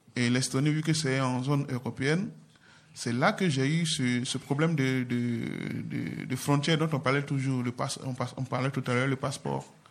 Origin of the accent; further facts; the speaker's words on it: Côte d’Ivoire; moved away as an adult; now in France; mon pays d'origine, la Côte d'Ivoire